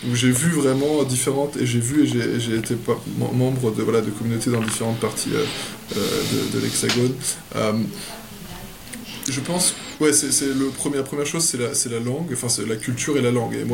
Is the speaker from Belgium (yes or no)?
no; France; je suis né à Saint-Germain-en-Laye, j'ai habité, j'ai déménagé en France tous les trois ans. Donc, euh, et pendant toute ma jeunesse, euh, j'ai grandi en France.